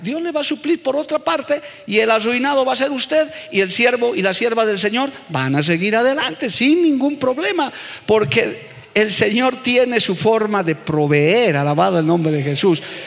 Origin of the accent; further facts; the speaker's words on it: Bolivia; yo como muchos bolivianos vengo de una familia muy necesitada también